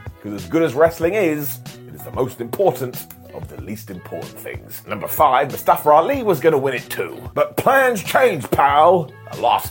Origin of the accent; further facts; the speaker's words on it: United Kingdom; us British idiots